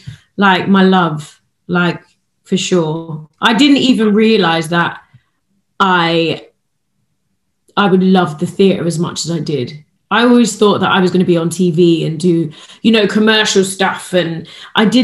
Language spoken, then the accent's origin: English; London, United Kingdom; I was born and raised in West London, born in White City, Shepherd's Bush